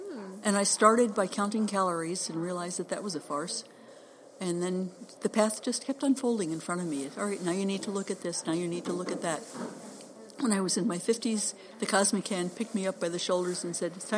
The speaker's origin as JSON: {"language": "English", "town": "New York City", "region": "New York", "country": "United States", "tie": "born or raised there", "lives_now": "Defiance, United States", "said": "I grew up in New York City, so I'm a New York snob."}